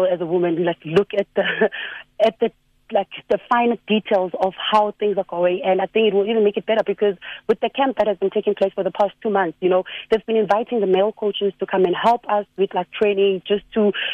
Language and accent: English; South Africa; South African players